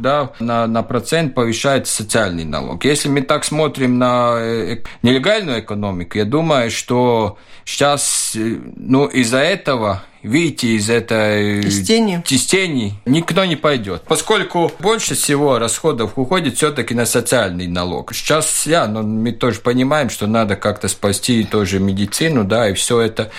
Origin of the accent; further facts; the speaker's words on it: Valka, Latvia; Russian is a second language; moved away as an adult; also born or lived in Riga, Latvia; now in Valmiera, Latvia; Я э, из Валки, и ушел учиться в Ригу